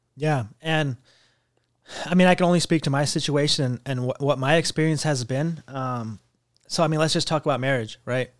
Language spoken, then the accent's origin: English; United States; I wasn't even first generation because I was an immigrant, basically, 'cause I wasn't born here